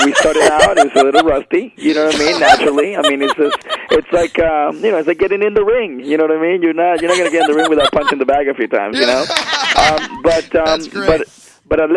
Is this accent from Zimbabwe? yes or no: no; Venezuela; moved away; also born or lived in Miami; I was born in Miami, and when I was 3 years old, my parents moved back to Venezuela, and I was raised in Venezuela